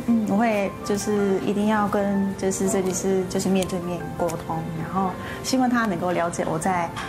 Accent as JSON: {"language": "Chinese", "town": "Kobe", "region": "Hyogo", "country": "Japan", "second_language": "Chinese", "moved": "as an adult", "lives_now": "Taiwan"}